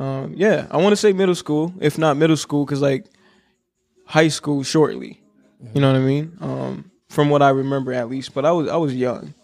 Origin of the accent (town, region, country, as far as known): Minnesota, United States; born or raised there; also born or lived in Congo